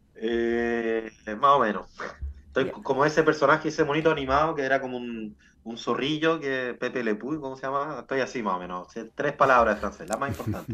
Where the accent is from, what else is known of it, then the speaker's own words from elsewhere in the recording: Chile; los que somos chilenos